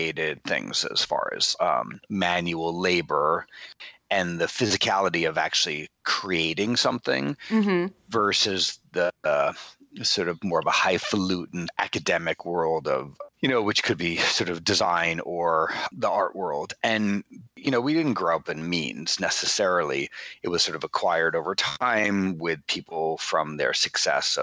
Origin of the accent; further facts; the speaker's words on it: Bayport, New York, United States; moved away as an adult; also born or lived in Manhattan / New Orleans; now in Los Angeles, United States; grew up in this little seafaring town on Long Island on the South Shore called Bayport